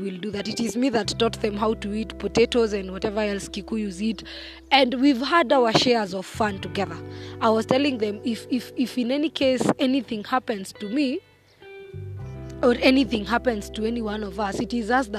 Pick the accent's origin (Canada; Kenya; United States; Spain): Kenya; as a Kenyan and as a patriot